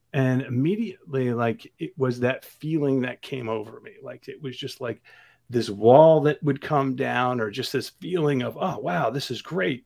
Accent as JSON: {"language": "English", "region": "New Jersey", "country": "United States", "tie": "born or raised there", "said": "I grew up thirty minutes outside of New York City in, in North Jersey."}